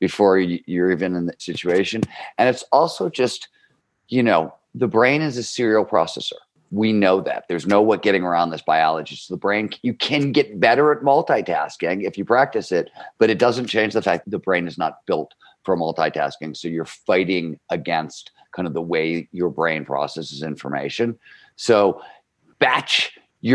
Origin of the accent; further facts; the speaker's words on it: Cleveland, Ohio, United States; I grew up in Cleveland, Ohio. It's a blue-collar steel mill of town. It's the 1970s.